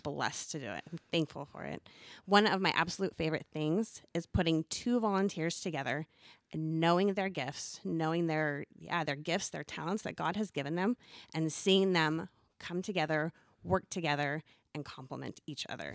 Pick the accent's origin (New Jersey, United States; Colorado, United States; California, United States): California, United States; Southern; moved away; I was born and raised in Southern California